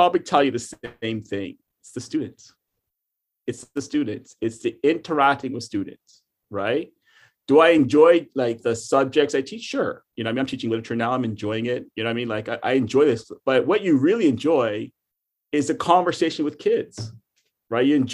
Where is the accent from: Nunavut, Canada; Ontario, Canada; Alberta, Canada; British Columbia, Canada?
Ontario, Canada; Toronto; moved away; I'm from Toronto, Canada